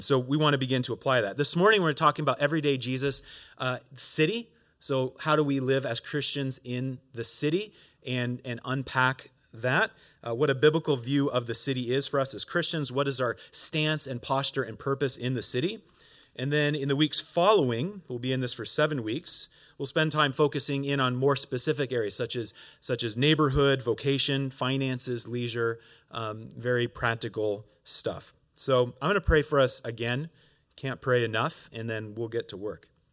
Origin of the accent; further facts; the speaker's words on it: Oregon, United States; moved away as an adult; now in Montreal, Canada; I'm originally from Oregon, uh, and, uh, grew up there.